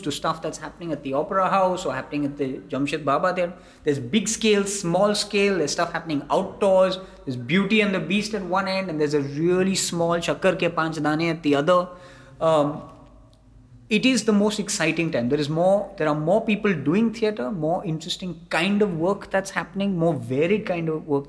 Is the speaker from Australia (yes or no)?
no; Mumbai, Maharashtra, India; I come from Bombay